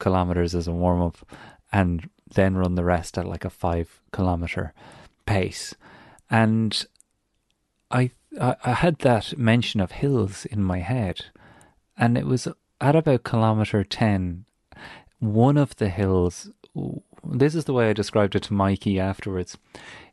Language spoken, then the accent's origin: English; Ireland; moved away; as an Irish person who knows hills, who've hiked hills back home